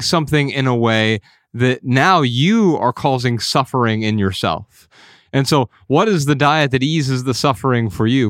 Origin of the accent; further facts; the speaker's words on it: Midwest, United States; Ryan and I grew up in the Midwest